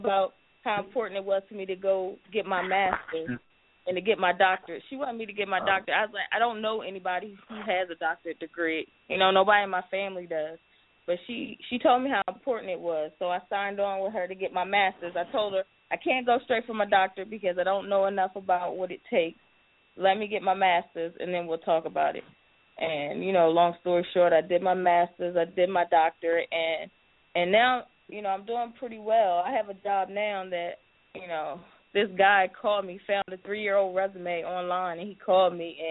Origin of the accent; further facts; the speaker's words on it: Eastern Shore, Maryland, United States; I grew up on the Eastern Shore